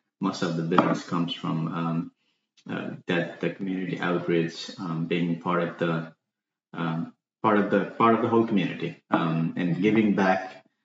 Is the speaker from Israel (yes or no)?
no; Nepal; moved away as an adult; also born or lived in Singapore / Canada; now in Baltimore, United States; I was born in Nepal. It's all the way in where Mount Everest is, between India and China. And I left Nepal when I was 19